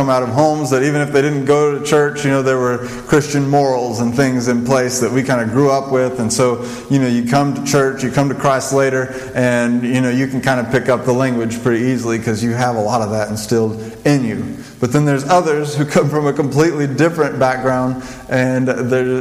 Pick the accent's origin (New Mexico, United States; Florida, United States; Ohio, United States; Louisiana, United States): New Mexico, United States; I grew up in New Mexico